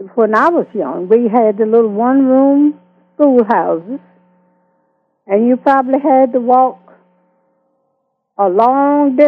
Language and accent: English; Greenville County, South Carolina, United States; also born or lived in Honea Path, South Carolina; I was born in Honeyer Pass, South Carolina, which was a small town. And I was raised up in Greenville County